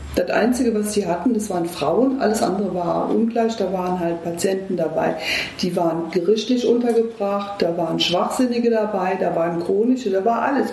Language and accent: German; Eifel, Germany; moved away as an adult; now in Düsseldorf, Germany; ich komme aus der Eifel.